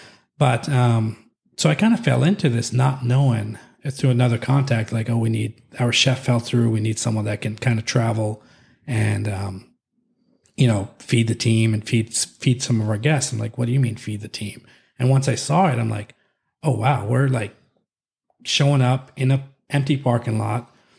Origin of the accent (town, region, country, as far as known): California, United States